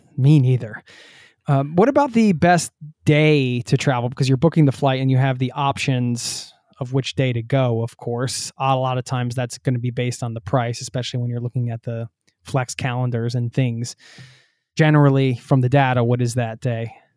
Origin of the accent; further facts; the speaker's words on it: outside of Philadelphia, Pennsylvania, United States; I grew up outside of Philadelphia